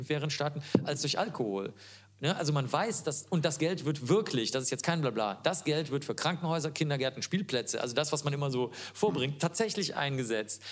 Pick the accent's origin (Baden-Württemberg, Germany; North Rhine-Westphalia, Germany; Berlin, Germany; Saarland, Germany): North Rhine-Westphalia, Germany; Cologne; Ich komme ja aus Köln